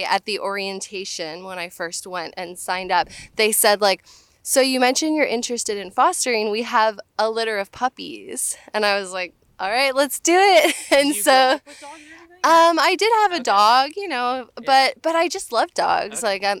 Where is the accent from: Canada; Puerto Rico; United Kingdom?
Canada; now in United States; So, I'd say like 7 years ago, I immigrated from Canada to the United States